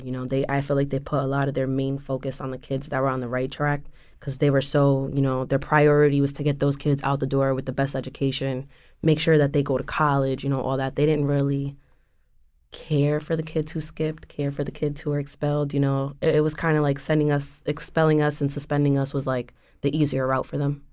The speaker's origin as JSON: {"language": "English", "town": "West Haven", "region": "Connecticut", "country": "United States", "tie": "born or raised there", "said": "I am originally from West Haven. I grew up in West Haven with my mom and my little brothers"}